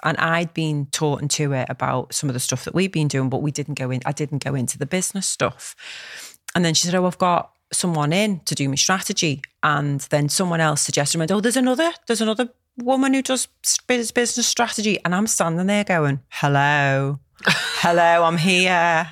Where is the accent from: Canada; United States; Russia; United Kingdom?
United Kingdom; Liverpool, North West England; Knowsley, which is the borough where I live, and it's amazing 'cause this is where I'm from